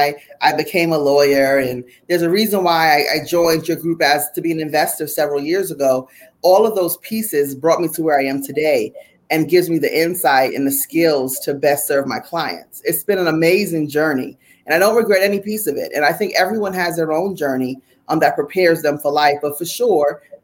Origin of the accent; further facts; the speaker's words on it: Jersey City, New Jersey, United States; when I was a little girl, growing up in Jersey City, New Jersey